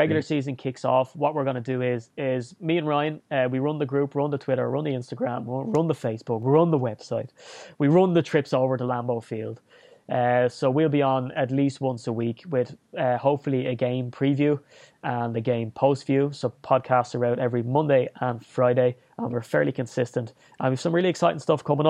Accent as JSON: {"language": "English", "country": "Ireland", "also_born_or_lived": "Dublin", "said": "being Irish, it's kind of, you know, you're born with a list of 10 standard pubs that are the ones to go"}